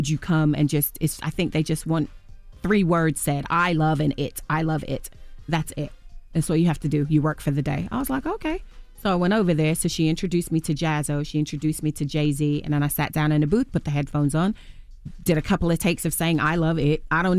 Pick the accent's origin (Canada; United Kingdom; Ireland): United Kingdom; England; I'm born and raised in England, and I never saw an apartment that looked like that in England, or a flat, as we call it.